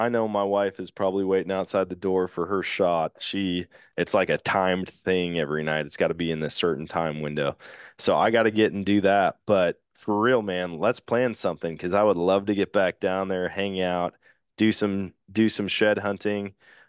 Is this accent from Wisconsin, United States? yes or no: yes; Wisconsin, United States; No cheese. And I'm like, dude, I'm from Wisconsin, man.